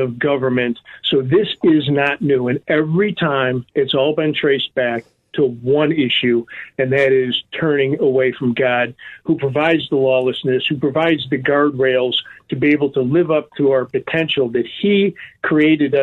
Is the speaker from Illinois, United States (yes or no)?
yes; Chicago, Illinois, United States; now in Florida, United States; here in Chicago, my hometown